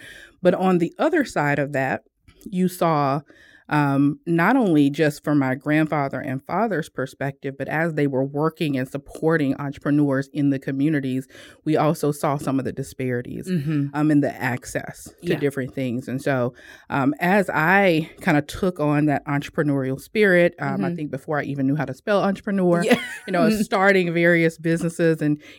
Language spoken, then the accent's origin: English; Ponchatoula, Louisiana, United States; So we are from Louisiana. If you think about, you know, the New Orleans area, Ponchatoula, which is just outside of New Orleans. Known for strawberries.